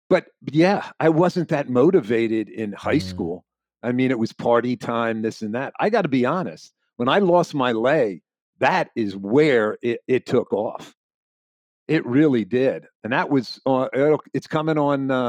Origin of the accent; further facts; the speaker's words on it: Florida, United States; I moved back to my hometown when my parents got sick, uh, my wife and I, and to help. You know, we wanted them to uh, finish their life here in their own house.